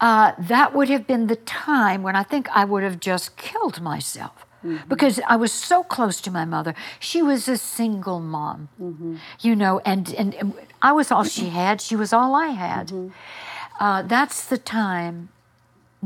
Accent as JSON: {"language": "English", "town": "Houma", "region": "Louisiana", "country": "United States", "tie": "born or raised there", "said": "That's where we were brought up, was Houma"}